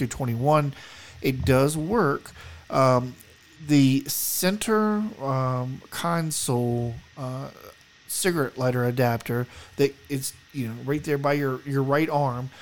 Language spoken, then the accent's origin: English; the South, United States; now in Colorado, United States; I'm from the South. We didn't get snow where I live.